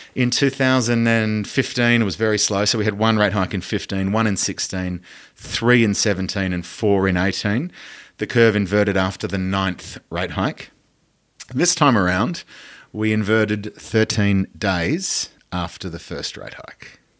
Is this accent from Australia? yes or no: yes; Australia; as an Australian citizen